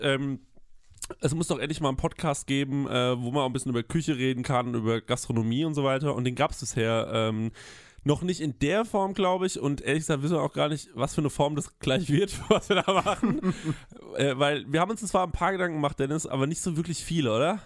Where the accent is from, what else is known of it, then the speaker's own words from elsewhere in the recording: Aschaffenburg, Bavaria, Germany; ich bin aus Aschaffenburg